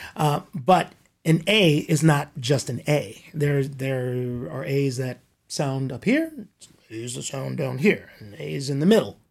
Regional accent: Compton, California, United States; I grew up in Compton. Compton here in Southern California

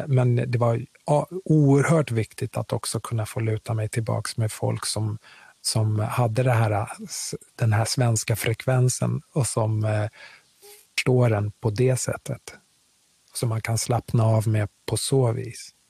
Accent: Sweden; also born or lived in Kinshasa, Congo / New York; det Sverige som jag växte upp i, och som har format mig, för jag är väldigt svensk

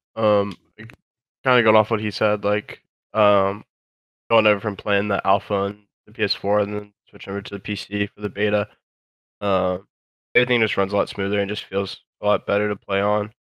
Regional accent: Virginia, United States; I'm from Virginia

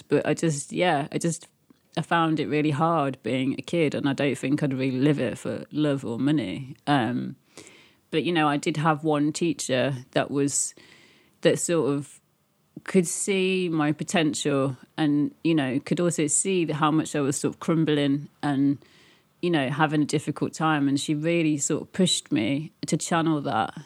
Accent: Birmingham, West Midlands, United Kingdom; moved away; also born or lived in Leeds / London; I grew up in Birmingham, unfortunately, and then I moved to Yorkshire, and then I moved to London

